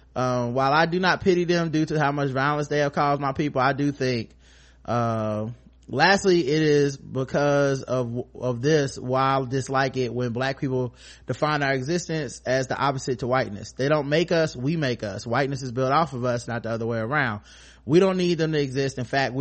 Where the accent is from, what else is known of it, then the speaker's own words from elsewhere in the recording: Jamaica; As a Jamaican, I'm coming with all the bias in the world when I tell you, Karen, that you're gonna love it.